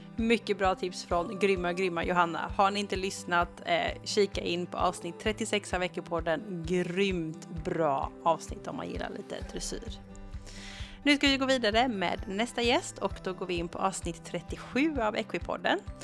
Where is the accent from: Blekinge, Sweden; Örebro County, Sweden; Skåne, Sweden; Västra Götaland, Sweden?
Västra Götaland, Sweden; Gothenburg; både du och jag är från Göteborg